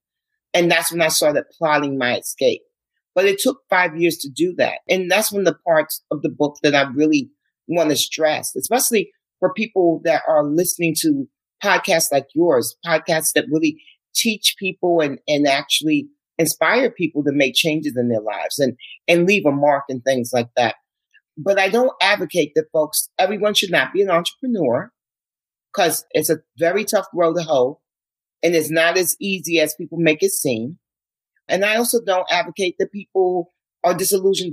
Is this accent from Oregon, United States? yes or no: no; New York City, New York, United States; I could have said I was from Manhattan because I am from Manhattan, but I chose to say I was from Harlem